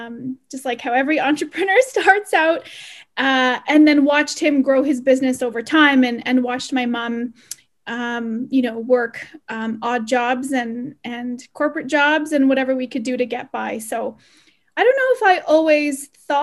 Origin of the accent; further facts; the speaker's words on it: Calgary, Alberta, Canada; I grew up here in Calgary. I was actually born in St. Albert, Alberta, which is just near Edmonton. But we moved to Calgary when I was like less than 6 months old.